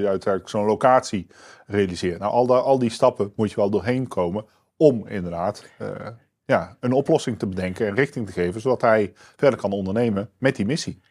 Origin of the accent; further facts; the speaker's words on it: Netherlands; wij zijn als Nederlanders